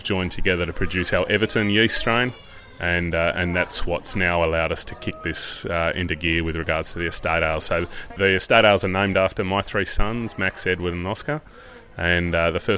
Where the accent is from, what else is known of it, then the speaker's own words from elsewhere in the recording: Tasmania, Australia; also born or lived in England; Came back to Australia at the end of 2006